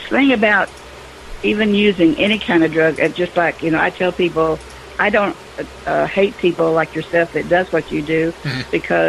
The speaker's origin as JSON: {"language": "English", "region": "the South", "country": "United States", "said": "I'm a Southerner and I'm supposed to not like your kind"}